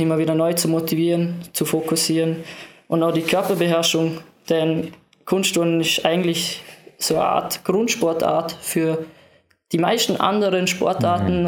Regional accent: Lustenau, Vorarlberg, Austria; im Verein, in meinem Heimatort in Lustenau

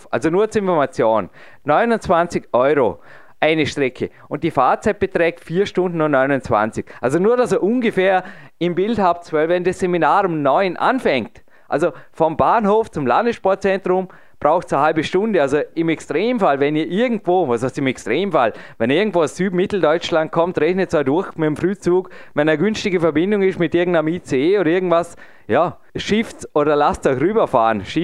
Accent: Vorarlberg, Austria; Also ich muss einfach als darf als Vorarlberger sagen, der jetzt diesen Sommer 38 wird

